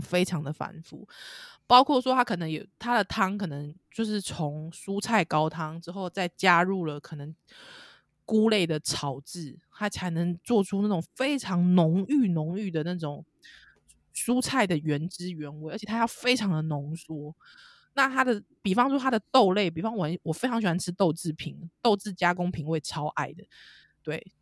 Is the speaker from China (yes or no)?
no; Taiwan; 我们台湾人